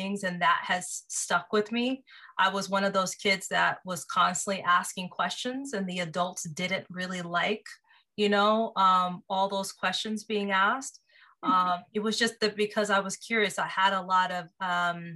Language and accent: English; Seattle, Washington, United States; moved away as an adult; now in Los Angeles, United States; I grew up in Seattle, Washington, born and raised.